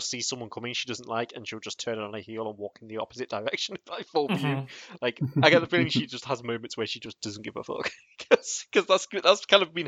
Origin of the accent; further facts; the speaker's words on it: United Kingdom; I am at a disadvantage for being terminally British.